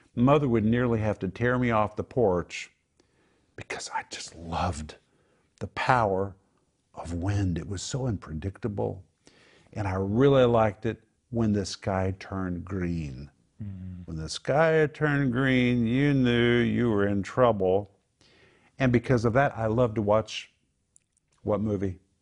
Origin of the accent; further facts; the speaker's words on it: Oklahoma, United States; moved away; I grew up in Oklahoma